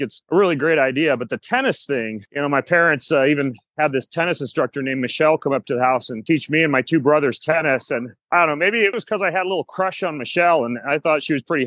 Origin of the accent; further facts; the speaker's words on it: Lewiston, Idaho, United States; moved away as an adult; also born or lived in Moscow, Idaho / Spokane; I was born in Lewiston, Idaho, and my parents actually homeschooled me there. So I was homeschooled K through 12 down in Lewiston.